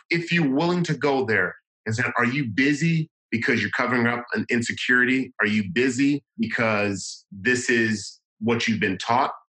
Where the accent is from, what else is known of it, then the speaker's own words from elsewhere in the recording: Los Angeles, California, United States; the kids there are kind of like me and how I grew up in South Central Los Angeles.